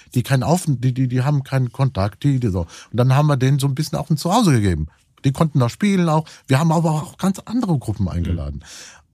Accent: Cologne, North Rhine-Westphalia, Germany; Ich bin ja auch Kölner

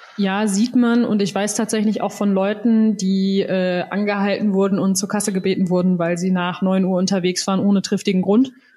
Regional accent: Soest, North Rhine-Westphalia, Germany; now in Bavaria, Germany; in meiner Heimat in Soest

